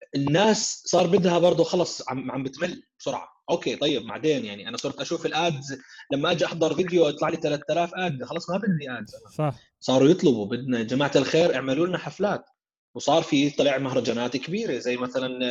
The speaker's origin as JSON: {"language": "Arabic", "country": "Jordan", "said": "عندنا بالاردن"}